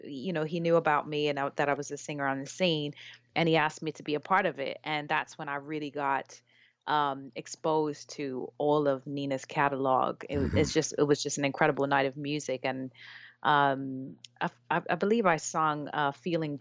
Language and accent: English; New Orleans, Louisiana, United States; also born or lived in New York; now in London, United Kingdom; I'm from New Orleans, Louisiana.